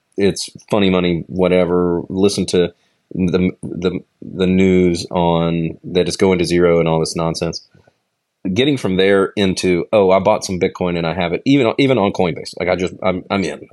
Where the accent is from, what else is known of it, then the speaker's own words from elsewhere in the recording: United States; as an American